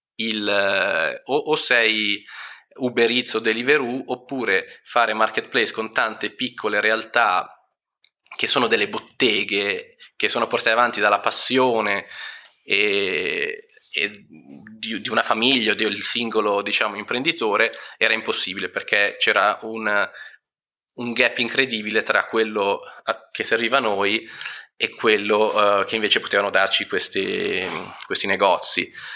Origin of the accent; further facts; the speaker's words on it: Milan, Lombardy, Italy; sono di Milano